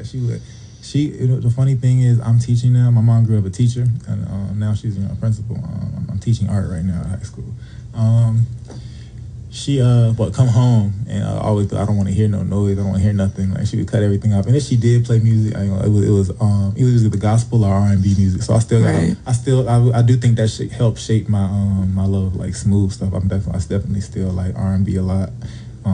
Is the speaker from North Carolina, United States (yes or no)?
yes; Greensboro, North Carolina, United States; also born or lived in Reidsville, North Carolina / Virginia; But I pretty much grew up in Greensboro. I'm currently still in Greensboro